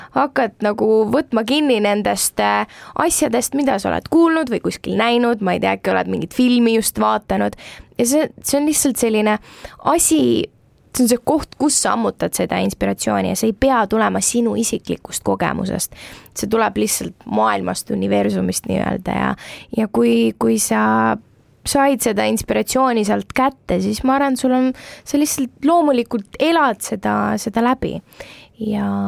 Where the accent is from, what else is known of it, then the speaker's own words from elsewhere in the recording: Tallinn, Harju County, Estonia; ma olen Tallinnast pärit